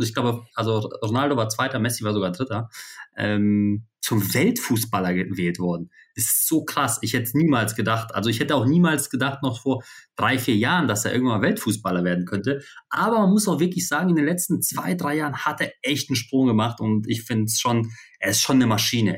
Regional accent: Poland; moved away; dass ich gebürtig aus Polen komme

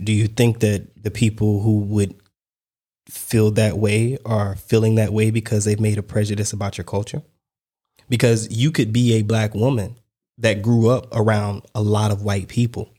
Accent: United States; I'm American

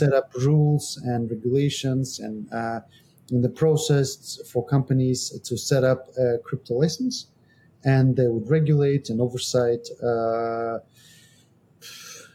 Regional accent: Georgia; now in Estonia; I'm from Georgia, but I live in Estonia.

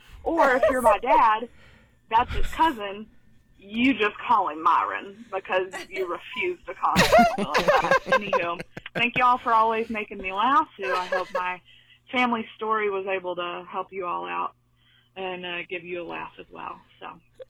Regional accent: Kentucky, United States; now in Cumming, Georgia, United States; I'm originally from Kentucky.

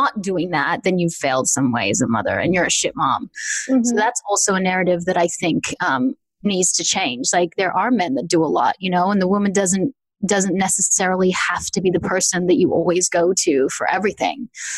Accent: Australia; I'm from Australia, where sex is just, and nudity is just not a thing.

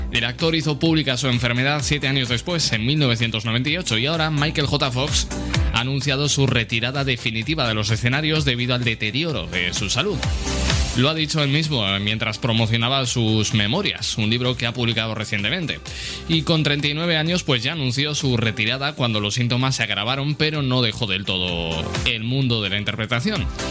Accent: Aragon, Spain; un tema de un dúo de mi tierra

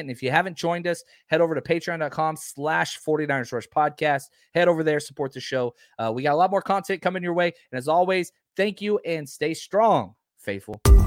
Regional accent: Dallas, Texas, United States; I'm from Dallas-Fort Worth.

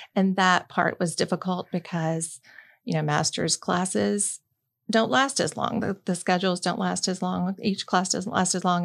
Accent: Birmingham, Alabama, United States; moved away as an adult; also born or lived in Tallahassee, Florida; growing up in Birmingham, Alabama

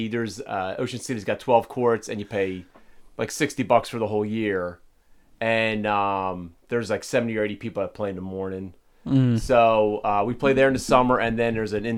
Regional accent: New Jersey, United States; moved away as an adult; also born or lived in Baltimore, Maryland; from New Jersey.

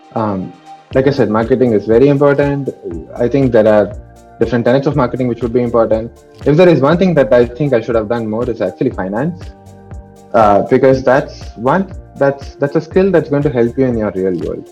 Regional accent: Tamil Nadu, India; moved away as an adult; I was coming from Tamil Nadu

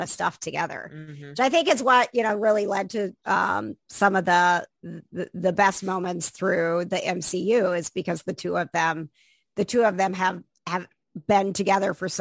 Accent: Wisconsin, United States; I grew up in Wisconsin

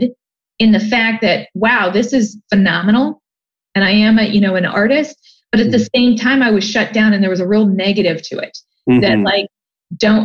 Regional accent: Canton, Ohio, United States; also born or lived in Columbus, Ohio; I grew up in Canton, Ohio, which is a fairly blue collar town

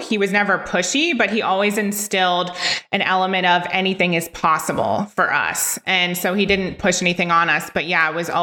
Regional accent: Ohio, United States; from Ohio, where I was from

